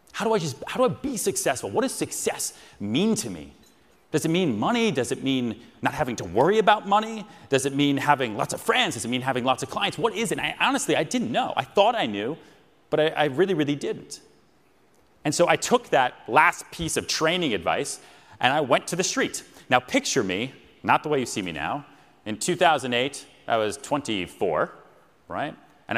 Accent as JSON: {"language": "English", "town": "Houston", "region": "Texas", "country": "United States", "tie": "born there", "said": "I was born in Houston, Texas, on a mattress. I moved around 8 times."}